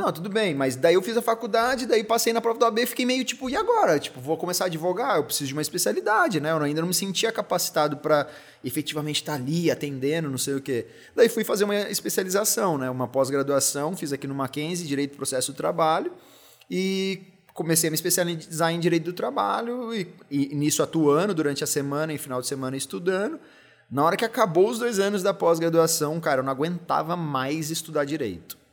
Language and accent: Portuguese; São José dos Campos, São Paulo, Brazil; fui criado em São José dos Campos, então uma parte minha até me considera mais josense até do que paulistano